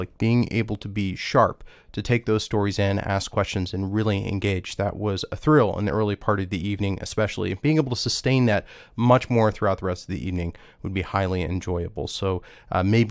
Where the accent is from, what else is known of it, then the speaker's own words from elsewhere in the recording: Washington, District of Columbia, United States; right here in my hometown